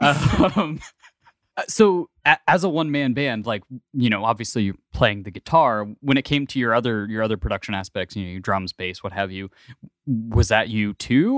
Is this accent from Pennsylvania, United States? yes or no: no; Ohio, United States; I grew up in Ohio, so I grew up in the Midwest